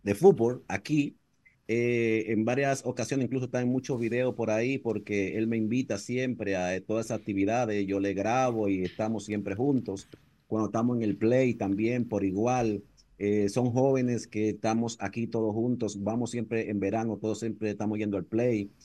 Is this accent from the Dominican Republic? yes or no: yes; Dominican Republic; moved away; cuando venimos de la República Dominicana para acá